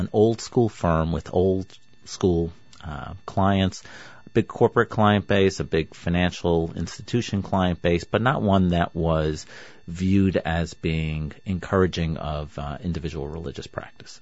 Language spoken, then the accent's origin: English; New York, United States; I grew up in New York